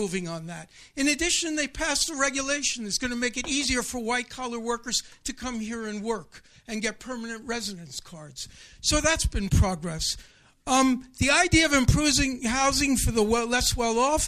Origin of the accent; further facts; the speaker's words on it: United States; now in Taiwan; I'm an American